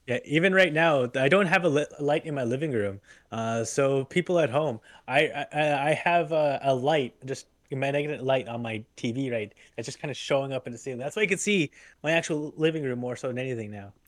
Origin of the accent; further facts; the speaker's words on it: Truro, Nova Scotia, Canada; my hometown. There's very there's very open skies